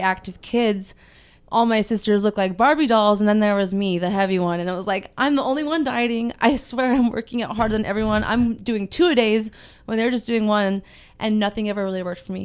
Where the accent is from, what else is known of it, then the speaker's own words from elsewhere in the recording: Ventura, California, United States; I am from Ventura, born and raised here